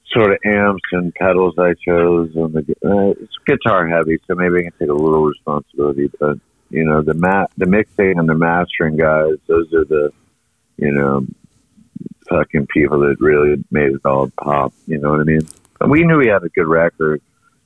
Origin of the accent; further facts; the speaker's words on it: Charleston, South Carolina, United States; also born or lived in New York / Los Angeles / London; now in Asheville, United States; I grew up in Charleston, but that was many, many moons ago